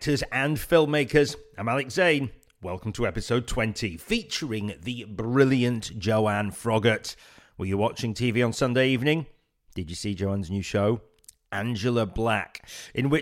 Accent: Leeds, Yorkshire and the Humber, United Kingdom; moved away as an adult; now in London, United Kingdom; Leeds born and bred

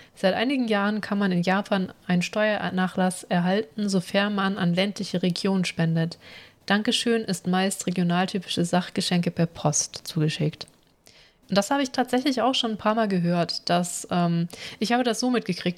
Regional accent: Germany; uns als Deutsche

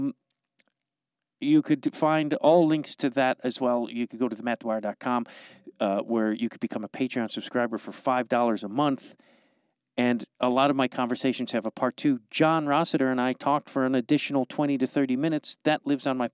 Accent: Streamwood, Illinois, United States; now in Los Angeles, United States; You and I are both from the suburbs of Chicago

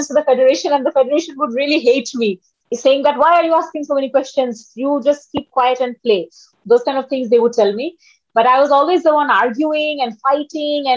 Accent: Dhaka, Dhaka Division, Bangladesh; I'm from Bangladesh. A little introduction about me. I grew up in Dhaka, which is the capital of Bangladesh

